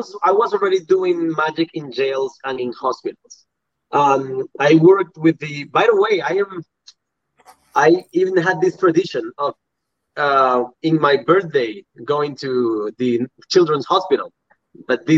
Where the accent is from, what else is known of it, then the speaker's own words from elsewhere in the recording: Puriscal, San José, Costa Rica; I went back to my hometown in Puriscal